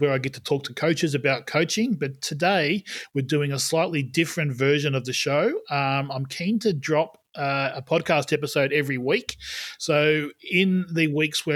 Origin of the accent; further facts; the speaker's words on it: country New South Wales, Australia; I grew up in country in New South Wales in Australia